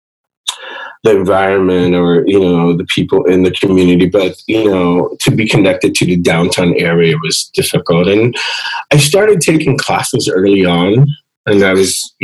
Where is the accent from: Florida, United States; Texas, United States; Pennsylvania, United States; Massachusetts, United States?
Pennsylvania, United States; Philadelphia; my parents had moved from Puerto Rico to the States, and I was born in Philadelphia